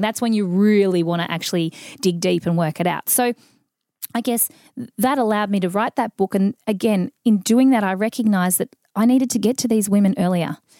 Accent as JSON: {"language": "English", "town": "Mildura", "region": "Victoria", "country": "Australia", "tie": "born or raised there", "said": "I grew up in Mildura in the country"}